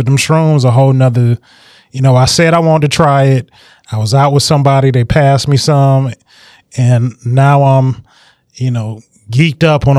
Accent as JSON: {"language": "English", "town": "Detroit", "region": "Michigan", "country": "United States", "said": "I'm from the West Side. Went to Cass Tech."}